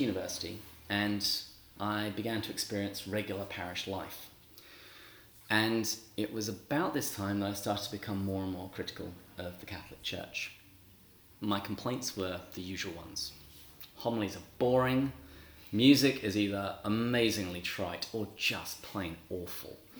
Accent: England, United Kingdom; moved away as an adult; also born or lived in Seattle; now in San Diego, United States; I am from England

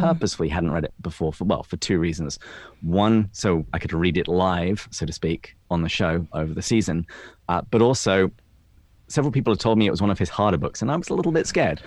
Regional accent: England, United Kingdom; accent: English; moved away as an adult; also born or lived in Washington, D.C. / Seattle / San Diego; now in United States; I was born and raised in England

